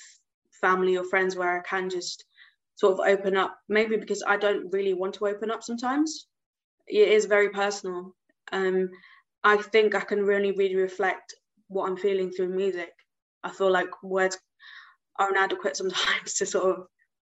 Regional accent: United Kingdom; also born or lived in Gujarat, India (ancestry); I'm British Indian, so I do have Indian heritage, and my ancestors come from this state in India called Gujarat

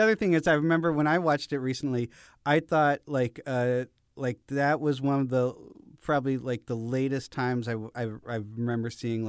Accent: Boston, Massachusetts, United States; now in New York, United States; I'm also an Irish American. I'm sorry. I'm also from the greater Boston area.

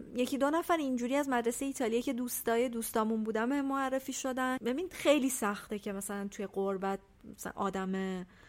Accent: Iran; moved away as an adult; also born or lived in Italy

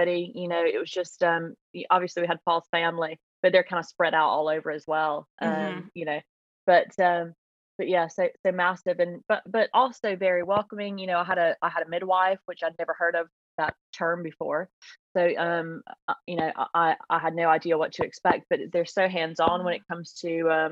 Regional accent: Columbus, Georgia, United States; accent: Southern American; moved away as an adult; now in Yorkshire, United Kingdom; I'm from a place called Columbus, Georgia, which is about 90 miles south of Atlanta

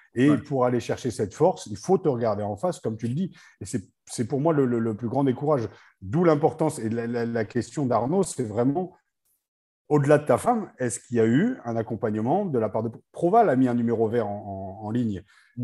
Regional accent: Picardy, Hauts-de-France, France; je suis picard, hein, je ne suis pas du tout ilien

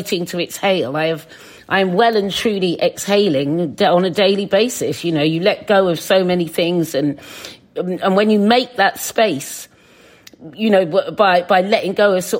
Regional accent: Suffolk, East of England, United Kingdom; now in London, United Kingdom; when I was a kid, because I was in Suffolk

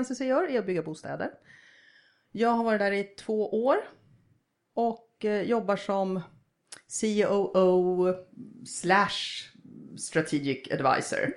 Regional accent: Sweden; moved away as an adult; now in Russia; vi är två som är svenskar

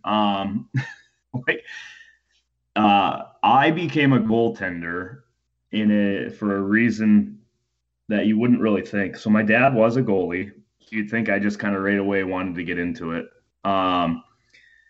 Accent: Maumee, Ohio, United States; now in Columbus, United States; I was born and raised in Maumee, Ohio

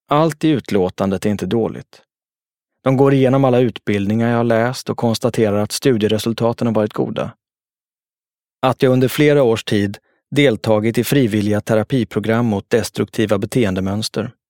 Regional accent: Jordbro, Stockholm County, Sweden; Någonting sånt hade jag själv haft nytta av när jag växte upp i Jordbro.

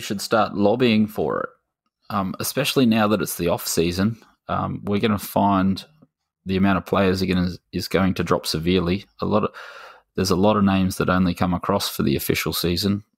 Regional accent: Australia; as an Aussie

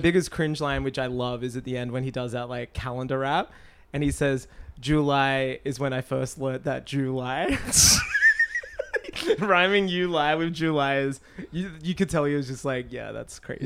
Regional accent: Australia; my hometown

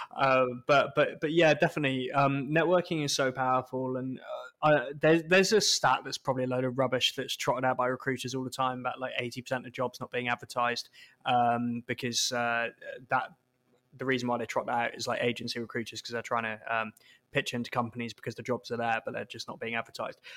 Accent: United Kingdom; we're British

